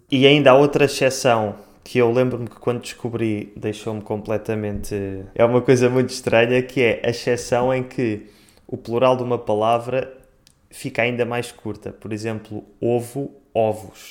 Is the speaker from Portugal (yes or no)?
yes; Portugal; eu sou português, eu estou em Lisboa